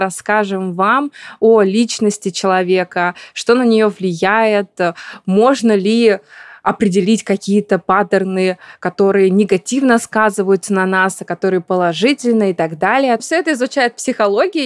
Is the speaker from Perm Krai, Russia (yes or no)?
yes; Perm, Perm Krai, Russia; moved away; я давно уехала из моего родного города, я решила себе такое напоминание о России, о Перми сделать